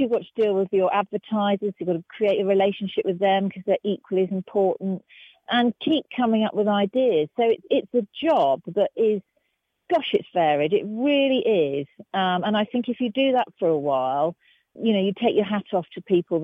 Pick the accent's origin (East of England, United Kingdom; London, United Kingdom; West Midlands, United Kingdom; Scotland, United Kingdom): West Midlands, United Kingdom; Herefordshire; I was from Herefordshire